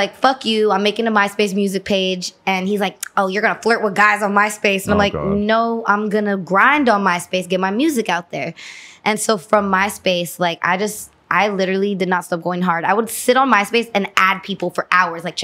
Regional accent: Los Angeles, California, United States; also born or lived in Van Nuys, California; I was born and raised here

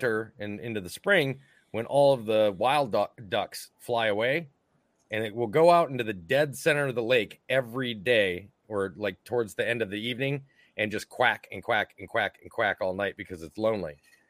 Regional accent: Minnesota, United States; I'm from Minnesota, so we say by minutes.

